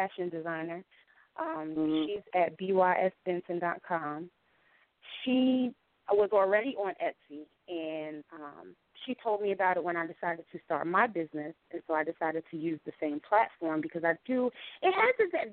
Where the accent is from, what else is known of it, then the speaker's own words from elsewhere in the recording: the North, United States; moved away as an adult; now in North Carolina, United States; I'm from the North